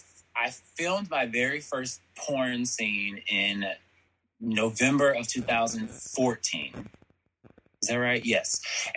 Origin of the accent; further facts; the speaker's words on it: Columbus, Georgia, United States; also born or lived in Birmingham, Alabama; I'm from Georgia. Nice. Georgia. I was born in Birmingham, Alabama.